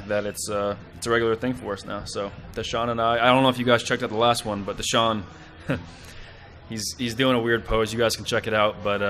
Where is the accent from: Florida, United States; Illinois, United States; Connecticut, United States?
Connecticut, United States; Growing up in Connecticut